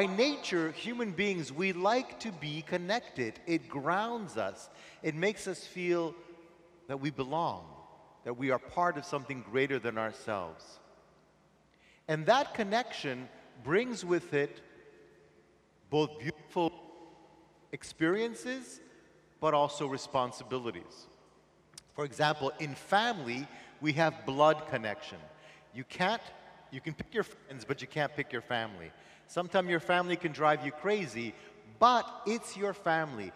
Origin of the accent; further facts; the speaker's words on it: Montreal, Quebec, Canada; I'm from Montreal.